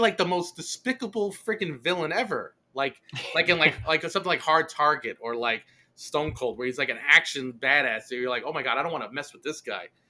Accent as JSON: {"language": "English", "town": "New York City", "region": "New York", "country": "United States", "tie": "born or raised there", "said": "where I grew up in Brooklyn"}